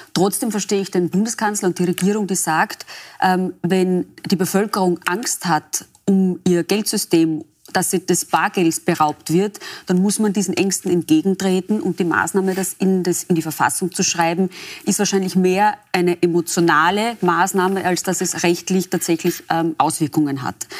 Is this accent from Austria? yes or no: yes; Austria; bei uns in Österreich